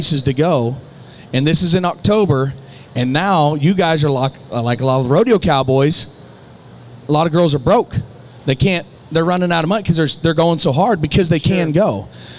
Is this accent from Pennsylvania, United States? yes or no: no; Sidney, Iowa, United States; like Sydney, Iowa, my hometown